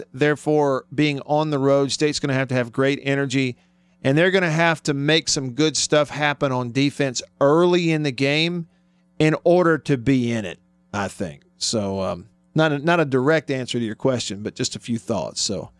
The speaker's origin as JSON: {"language": "English", "town": "Tupelo", "region": "Mississippi", "country": "United States", "tie": "born or raised there", "said": "my hometown of Tupelo."}